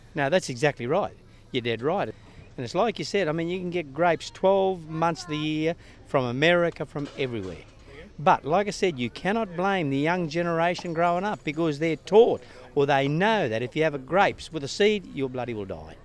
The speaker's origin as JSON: {"language": "English", "area": "Granite Belt", "region": "Queensland", "country": "Australia", "said": "we're from the Granite Belt"}